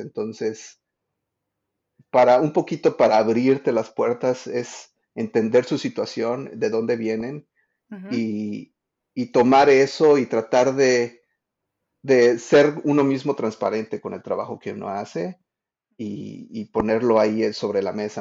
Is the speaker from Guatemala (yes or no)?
no; Mexico; now in Washington, D.C., United States; soy un diseñador de experiencias de usuario que vive en, Washington, D.C., pero crecí en México